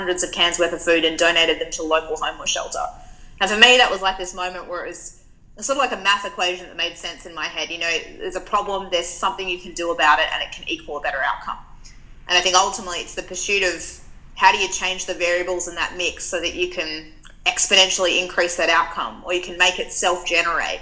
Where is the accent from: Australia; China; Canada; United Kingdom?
Australia; Perth, Western Australia; moved away as an adult; now in Melbourne, Australia; I grew up in Western Australia, and I moved to Melbourne about 4 years ago, but was born and bred in the West